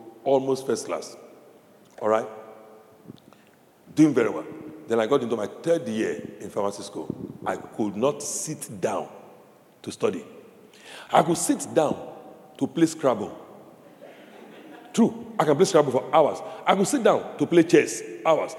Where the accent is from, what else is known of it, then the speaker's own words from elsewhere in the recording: Nigeria; moved away; I grew up in Nigeria, in this country